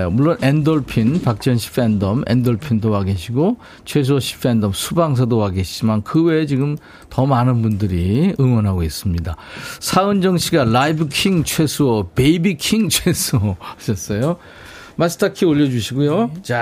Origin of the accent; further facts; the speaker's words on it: Mokpo, South Jeolla, South Korea; moved away as an adult; 목포에서 어렸을 때부터 계속 살았습니다.